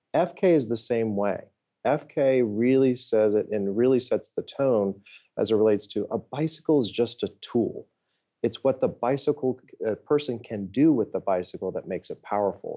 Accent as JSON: {"language": "English", "region": "Ohio", "country": "United States", "tie": "born or raised there", "also_born_or_lived": "Washington, D.C.", "moved": "as an adult", "said": "I grew up in Ohio"}